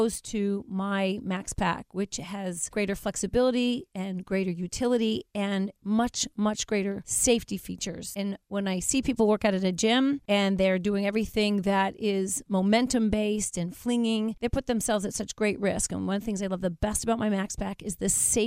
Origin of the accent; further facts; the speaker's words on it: Coral Springs, Florida, United States; I'm from Coral Springs, Florida, South Florida.